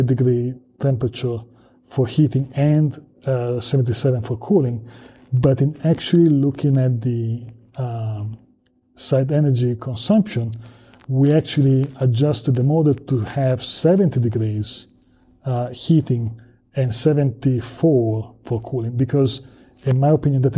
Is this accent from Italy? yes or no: yes; Italy; moved away as an adult; now in United States; I'm from Southern Europe, I'm from Italy